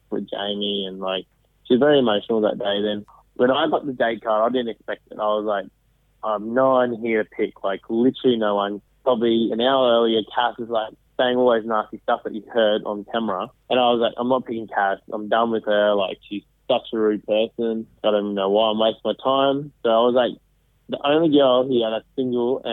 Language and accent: English; Sri Lanka; I'm from Sri Lanka